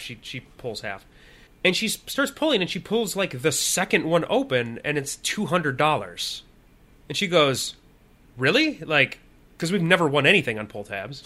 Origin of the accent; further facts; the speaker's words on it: Illinois, United States; now in Minnesota, United States; in Illinois where we grew up.